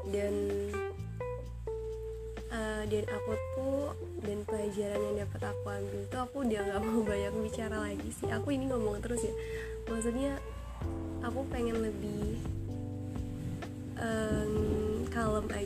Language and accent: Indonesian; Tangerang, Banten, Indonesia; aku sama teman-teman aku KKM di rumahku sendiri ya di kampungku sendiri di Tangerang